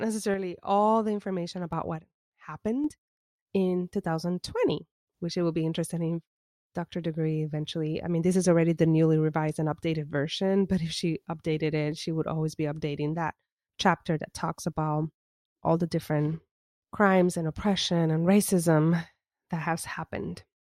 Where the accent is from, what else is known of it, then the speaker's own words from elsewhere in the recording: Puerto Rico; as an Afro Latina that was born and raised in Puerto Rico